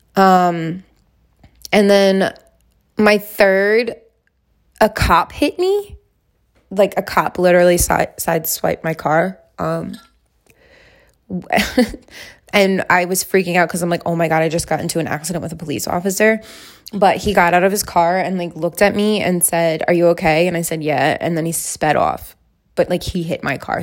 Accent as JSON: {"language": "English", "region": "Alaska", "country": "United States", "said": "I'm from Alaska"}